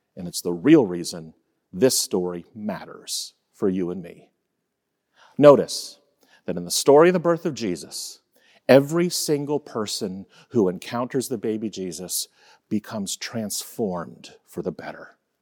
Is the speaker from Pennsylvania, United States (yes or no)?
no; Fort Lauderdale, Florida, United States; I was born on January ninth, nineteen seventy-three, and shortly before that, my mom started having contractions in the small apartment where my parents were living in Fort Lauderdale, Florida